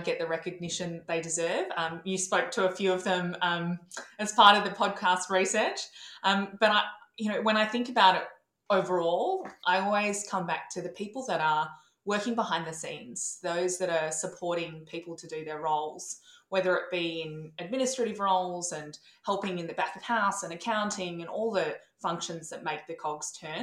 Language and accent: English; Melbourne, Victoria, Australia; I was born in Melbourne and raised in Melbourne